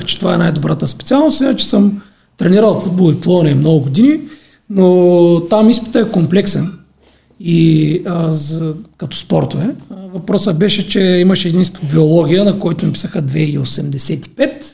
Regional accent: Silistra, Silistra Province, Bulgaria; moved away as an adult; now in Sofia, Bulgaria; в моя роден град Селистра

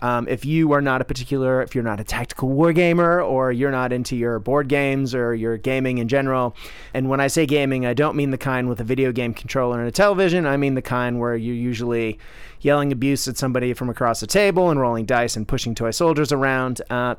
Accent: Boston, Massachusetts, United States; also born or lived in Tokyo, Japan / New Orleans / Australia; No, I am from the great city of Boston, but I grew up in Tokyo, and I spent 10 years in New Orleans, enough time in D.C. to have a healthy disrespect for politics, and then, 13 years in the land down under

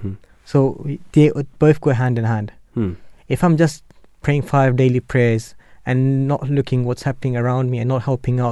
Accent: Germany; Like when my parents moved to Germany, because I was born in Germany

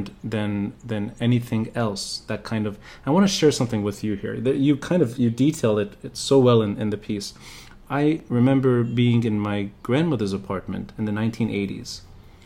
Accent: Beirut, Beirut Governorate, Lebanon; now in New York, United States; my memory of growing up in Beirut

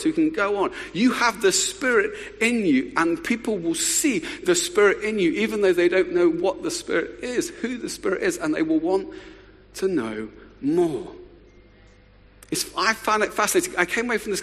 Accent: Luton, East of England, United Kingdom; I'd grown up in a wonderful town just north of London called Luton, which gets a bad press, but it's my hometown

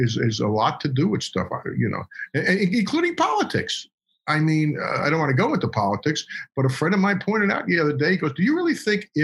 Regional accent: New Jersey, United States; moved away as an adult; also born or lived in Texas; now in New York, United States; I grew up in New Jersey

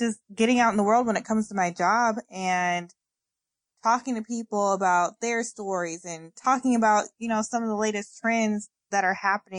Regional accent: Indianapolis, Indiana, United States; I am from Indianapolis, Indiana, born and raised.

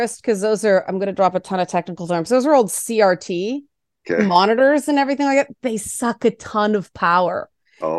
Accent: Toronto, Ontario, Canada; I grew up in the Jane Finch part of Toronto.

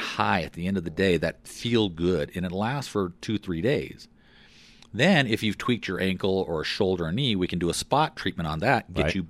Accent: Fort Collins, Colorado, United States; I grew up in Colorado. I grew up in Fort Collins. My parents moved us to Fort Collins in 1968.

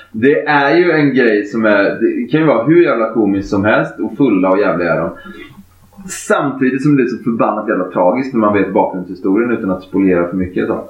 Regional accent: Kalmar, Kalmar County, Sweden; moved away as an adult; also born or lived in Öland; now in Gothenburg, Sweden; där vi växte upp, vi växte upp i Kalmar, Småland, eh, Ölandstrakten

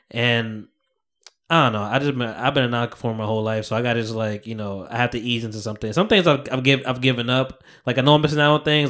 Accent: New York City, New York, United States; moved away; I was born in Harlem.

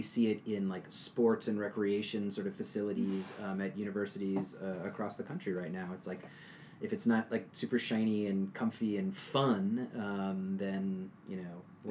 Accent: Louisiana, United States; I'm from Louisiana

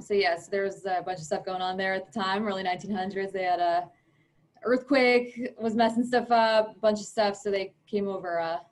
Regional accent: North Babylon, New York, United States; I'm from North Babylon.

